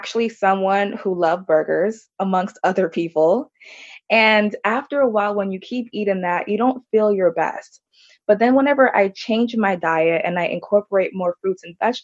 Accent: Orlando, Florida, United States; also born or lived in Jamaica; I'm from Orlando, Florida

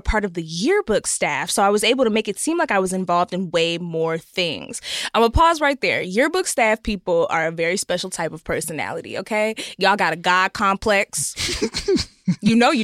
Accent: Texas, United States; I'm from Texas, so, you know, it's a big football state

